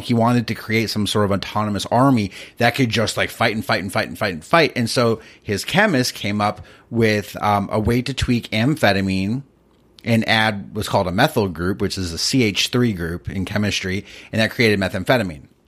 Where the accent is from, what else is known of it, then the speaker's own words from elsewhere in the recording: East Coast, United States; I grew up in the East Coast